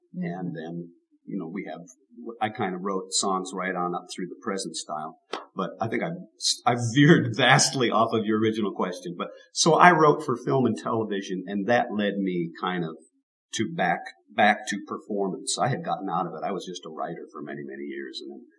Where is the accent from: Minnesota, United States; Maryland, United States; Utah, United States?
Minnesota, United States; moved away as an adult; now in Nashville, United States; In Minnesota.